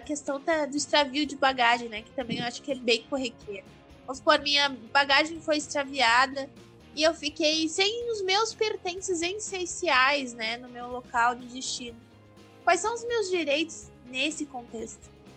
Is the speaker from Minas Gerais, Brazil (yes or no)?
no; Gaúcha, Rio Grande do Sul, Brazil; eu sou gaúcha